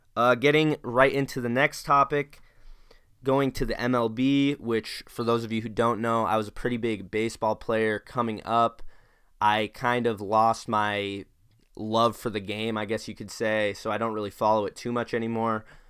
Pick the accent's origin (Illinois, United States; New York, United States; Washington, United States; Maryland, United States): Washington, United States; Spokane; being a Washingtonian growing up in Spokane